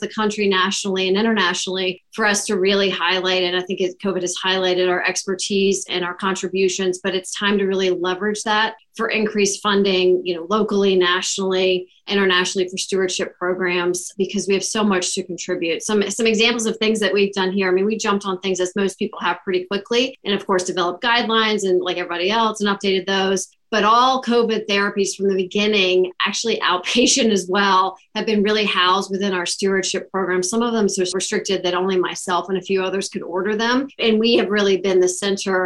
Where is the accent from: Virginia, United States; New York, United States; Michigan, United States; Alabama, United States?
Virginia, United States; also born or lived in Baltimore, Maryland; now in Salt Lake City, United States; I am originally from Virginia